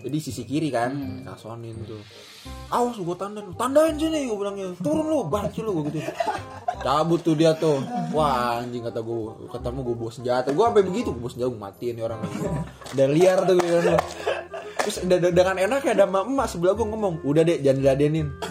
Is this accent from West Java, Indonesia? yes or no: yes; Bekasi, West Java, Indonesia; Gua anak SMP 3 SMP Negeri tiga Bekasi